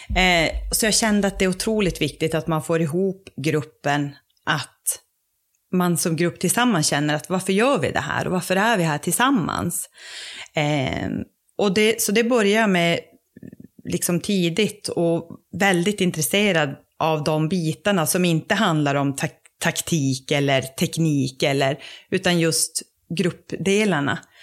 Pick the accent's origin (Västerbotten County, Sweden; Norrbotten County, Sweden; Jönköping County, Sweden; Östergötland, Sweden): Norrbotten County, Sweden; Råneå; also born or lived in Luleå; kommer ursprungligen från Råneå där jag är uppvuxen